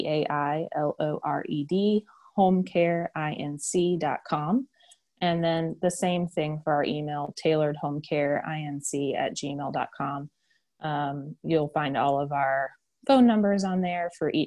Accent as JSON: {"language": "English", "town": "Asheville", "region": "North Carolina", "country": "United States", "said": "I'm from Asheville"}